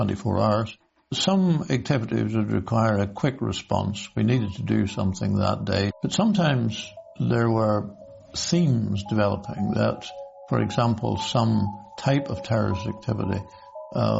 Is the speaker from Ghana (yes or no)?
no; Northern Ireland, United Kingdom; I grew up in Northern Ireland